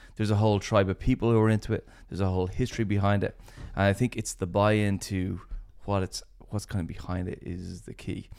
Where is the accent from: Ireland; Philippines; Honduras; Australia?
Ireland; as Irish people